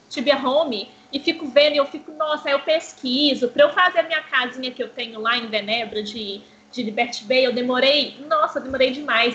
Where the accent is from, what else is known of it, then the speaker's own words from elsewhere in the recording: Belo Horizonte, Minas Gerais, Brazil; Eu sou de Belo Horizonte